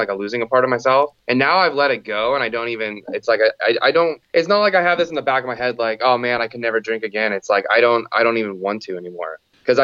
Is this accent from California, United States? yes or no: yes; Santa Cruz, California, United States; I'm from Santa Cruz, California. I was born and raised here